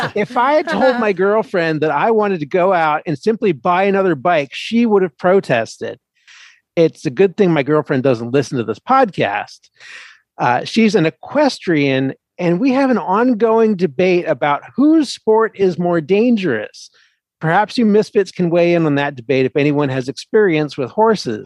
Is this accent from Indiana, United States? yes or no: no; Philadelphia, Pennsylvania, United States; I'm a Philly boy